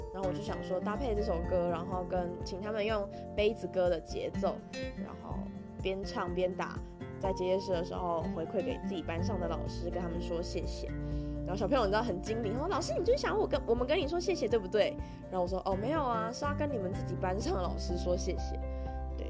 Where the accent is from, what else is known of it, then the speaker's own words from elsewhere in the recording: Taipei, Taiwan; moved away; 我小时候住在台北的时候常常会，呃，去的一家，算是早餐店吧